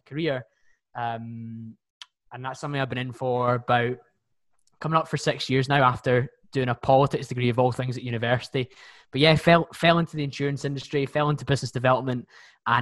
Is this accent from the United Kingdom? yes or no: yes; Bearsden, Scotland, United Kingdom; I'm 28 from Bearsden, just outside Glasgow